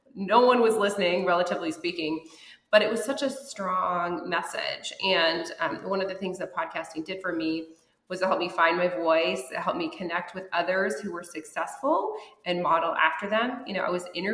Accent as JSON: {"language": "English", "town": "Lafayette", "region": "Colorado", "country": "United States", "tie": "born or raised there", "also_born_or_lived": "Denver", "moved": "as an adult", "lives_now": "Los Angeles, United States", "said": "my hometown of Lafayette, Colorado, which is this tiny little town"}